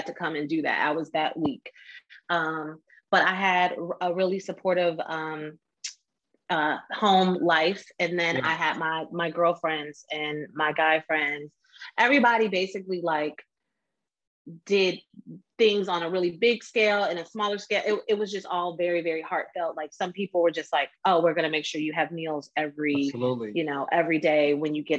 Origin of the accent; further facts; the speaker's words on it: Oakland, California, United States; moved away as an adult; also born or lived in Washington, District of Columbia, United States; I'm from Oakland. Okay. I'm from Oakland.